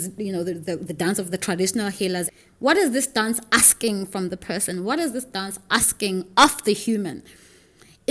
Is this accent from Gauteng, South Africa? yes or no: no; Makhanda, Eastern Cape, South Africa; I grew up in Grahamstown in Makanda